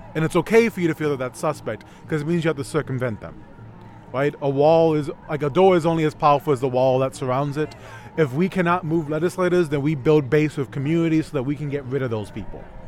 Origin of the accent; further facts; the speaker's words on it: New York City, New York, United States; I am from the South Bronx